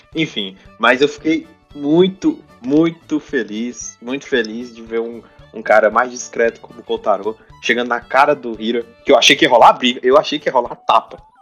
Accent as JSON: {"language": "Portuguese", "country": "Brazil", "said": "não sou espanhol, sou brasileiro"}